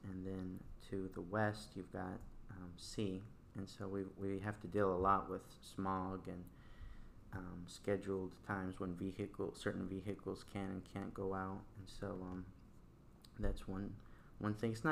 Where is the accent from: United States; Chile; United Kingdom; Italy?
Chile; Santiago, Santiago Metropolitan Region; Well, I was born in Chile, in Santiago, and uh, I think the weirder part was coming to the States periodically.